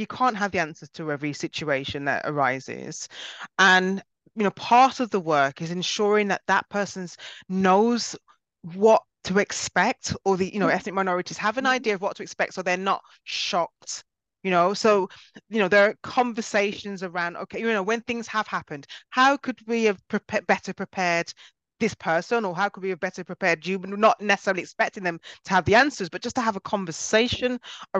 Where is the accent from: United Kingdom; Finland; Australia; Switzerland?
United Kingdom; I was actually born in Britain and my family are from Jamaica